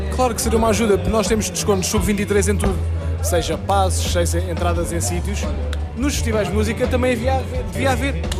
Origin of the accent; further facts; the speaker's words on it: Mirandela, Bragança District, Portugal; sou de Mirandela, tenho 27 anos.